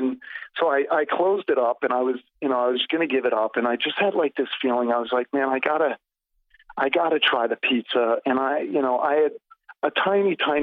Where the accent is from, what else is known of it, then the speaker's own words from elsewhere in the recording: New Jersey, United States; I'm born and raised in New Jersey